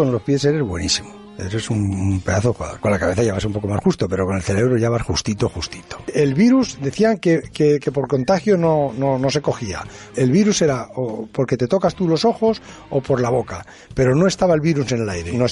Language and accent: Spanish; Madrid, Community of Madrid, Spain; Muchas veces vendemos mierda. Yo soy de Madrid.